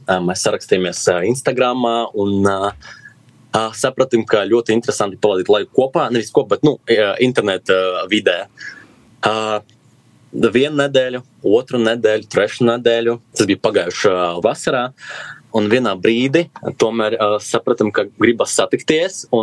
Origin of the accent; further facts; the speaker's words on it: Ludza, Latgale, Latvia; now in Riga, Latvia; es esmu no Lūdzes, no Latvijas. Lūdzu, ir mana dzimtene, man ir 22 gadi. Šobrīd jau trešo gadu dzīvoju Rīgā